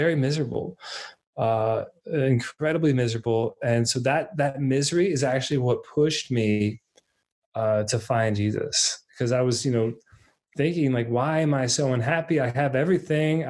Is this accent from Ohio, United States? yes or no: no; Alpharetta, Georgia, United States; also born or lived in Minnesota; I'm actually originally from Minnesota, very, you know, the cold north. When I was three, we moved down to Atlanta in Alpharetta area